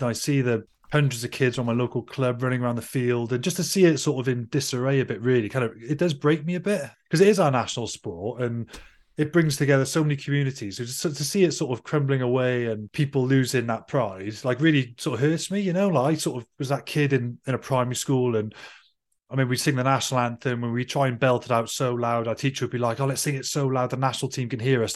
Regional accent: Wales, United Kingdom; as a Welshman

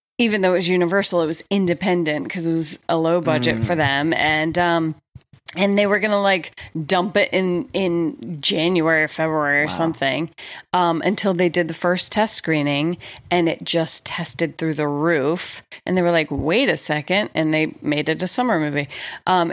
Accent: Atlanta, Georgia, United States; moved away; I grew up in Atlanta, Georgia

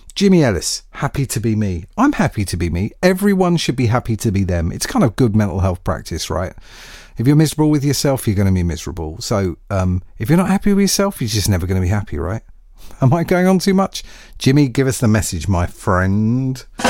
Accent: United Kingdom; as a Brit

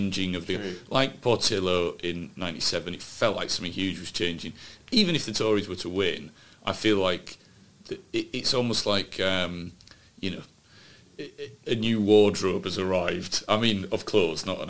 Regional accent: Huddersfield, Yorkshire and the Humber, United Kingdom; my hometown of Huddersfield

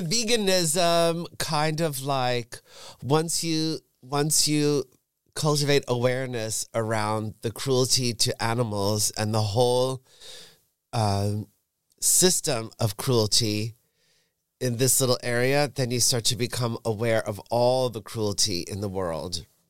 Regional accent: suburbs of New York, United States; moved away as an adult; also born or lived in San Francisco; now in Berlin, Germany; I grew up in the suburbs of New York, forty minutes north of Manhattan

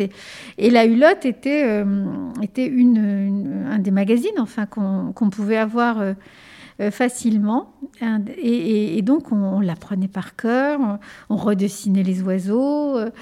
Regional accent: Ardennes, Grand Est, France; first language Spanish; French is a second language; also born or lived in Spain; j'ai grandi, je suis née en Espagne, j'ai grandi dans un petit village des Ardennes euh, qui s'appelle Pourriau-Bois.

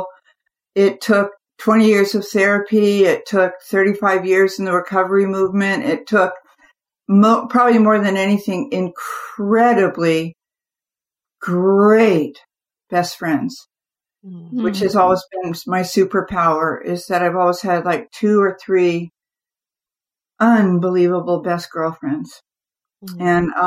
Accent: California, United States; I grew up in the California sun

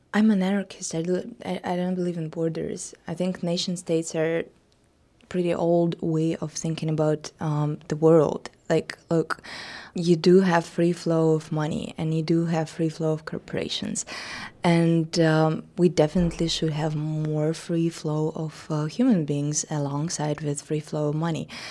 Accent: Russia; came to my hometown, a little small provincial, uh, town in Russia

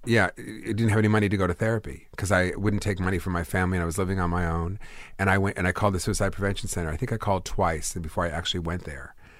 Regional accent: Los Angeles, California, United States; also born or lived in Bronx, New York; born in Los Angeles

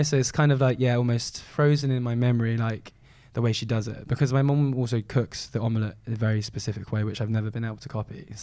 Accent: Malaysia; Being Chinese Malaysian, Malaysians very protective over their foods and the way they eat them and the national dishes.

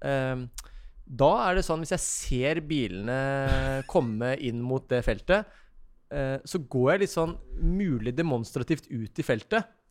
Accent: Ski, Akershus, Norway; Vi er jo vi er et bondegjeng mm. ute på Ski.

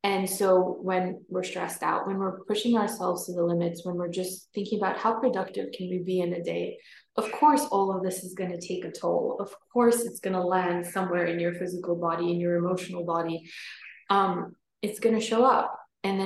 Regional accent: New York, United States; born or raised there; moved away as an adult; also born or lived in Norway; now in Scotland, United Kingdom

